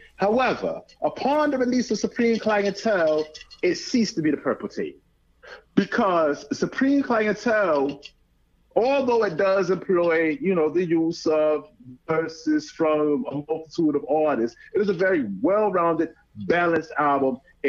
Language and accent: English; Georgia, United States; because I'm clearly biased, given that I'm from Georgia.